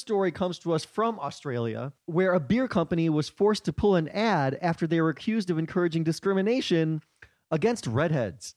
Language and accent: English; Chicago, Illinois, United States; now in New York, United States; I grew up in Chicago, but I never did comedy until I came to New York